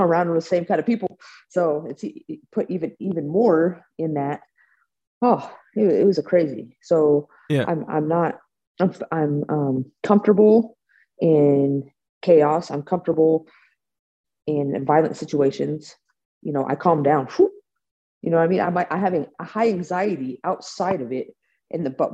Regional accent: Bay Area, California, United States; I'm from the Bay Area, so Silicon Valley.

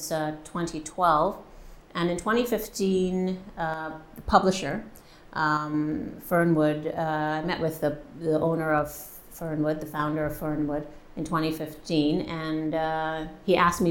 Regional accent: Montreal, Quebec, Canada; moved away as an adult; also born or lived in Trinidad and Tobago; now in Halifax, Canada; I was born in Montreal to Trinidadian parents. And I came to Halifax in 2008 to teach at Dalhousie

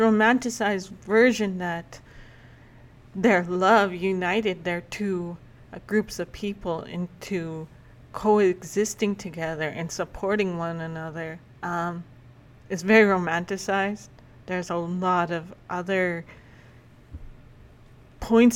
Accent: Calmar, Alberta, Canada; also born or lived in Lac La Biche, Alberta; I actually lived in a small community called Calmar, that's south of Edmonton

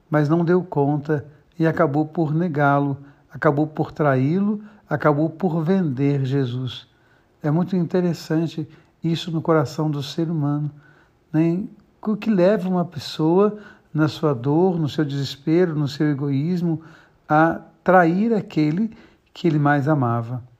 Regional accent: Tabuleiro, Minas Gerais, Brazil; moved away; Minha mãe mora na cidade de Rio Pomba, no estado de Minas Gerais, e eu fui até a cidade de Tabuleiro, vizinha de Rio Pomba, e fiquei pensando no caminho que eu estava indo à cidade onde eu nasci.

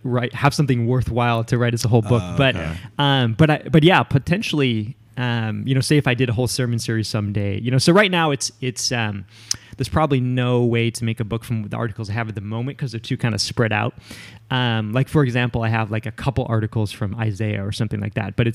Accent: a suburb of Chicago, Illinois, United States; moved away as an adult; also born or lived in Spokane, Washington / Portland, Oregon / Philadelphia; now in New York, United States; I grew up in the Midwest in a suburb of Chicago

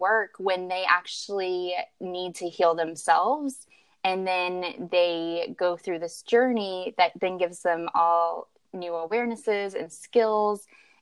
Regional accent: Kentucky, United States; moved away as an adult; now in California, United States; I am a Kentucky girl at heart. I grew up in the South and relocated to California not too long ago, about 4 years ago

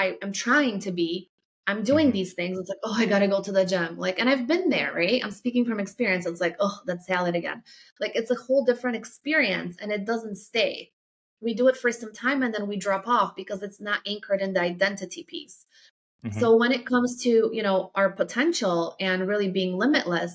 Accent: Poland; moved away; if you're from like a small city, like I am, where I grew up in Poland

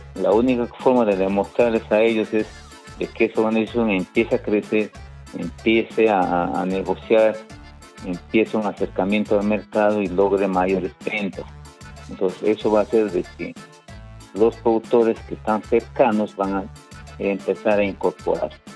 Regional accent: Tarapoto, San Martín, Peru; yo soy de, yo soy de, San Martín, soy de Tarapoto

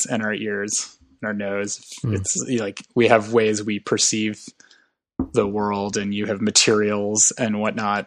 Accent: Madison, Wisconsin, United States; I grew up in Madison, Wisconsin

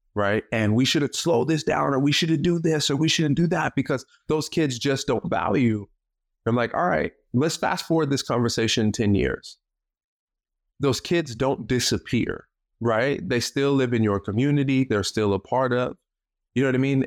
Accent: Tacoma, Washington, United States; I'm from Tacoma, born and raised in Tacoma, uh, won't be leaving Tacoma anytime soon.

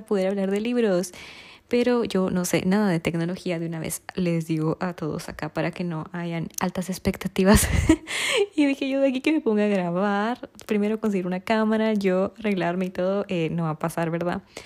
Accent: Guatemala; soy de Guatemala

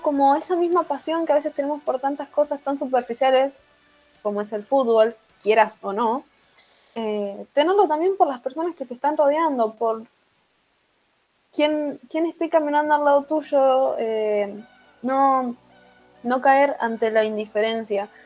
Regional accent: Argentina

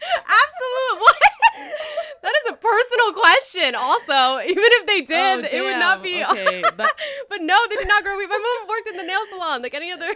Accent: San Gabriel Valley, California, United States; moved away; also born or lived in Saigon, Vietnam / Hanoi, Vietnam; Where I'm from the San Gabriel Valley, so a lot of the Vietnamese people in the San Gabriel Valley are Chinese people that grew up in Vietnam. That I've found, like, there are definitely like 100% Vietnamese people like me

